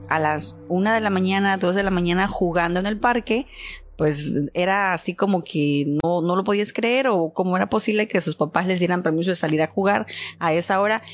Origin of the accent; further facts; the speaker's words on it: Poza Rica, Veracruz, Mexico; yo soy de Poza Rica, Veracruz